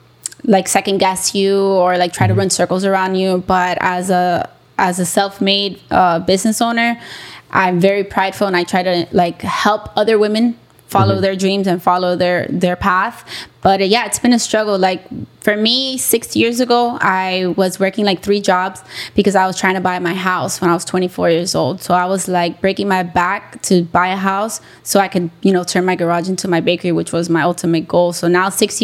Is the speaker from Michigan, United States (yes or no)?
no; Hialeah, Florida, United States; also born or lived in Orlando; I grew up in Hialeah